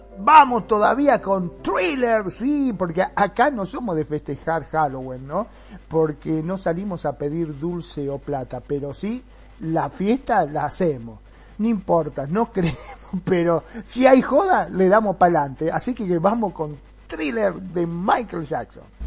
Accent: Argentina

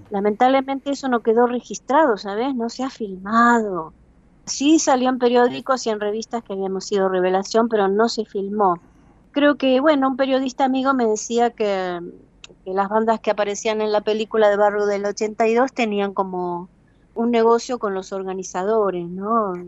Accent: Buenos Aires, Argentina; moved away as an adult; also born or lived in Madrid, Spain; now in Spain; Buenos Aires, Argentina, pues es mi tierra, la raíz está un poco más profunda del árbol

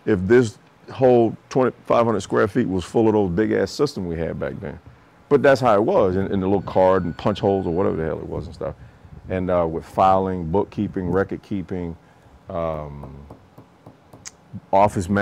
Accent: Camp Hill, Alabama, United States; moved away as an adult; I'm from Camp Hill, Alabama. I know exactly what it's like here

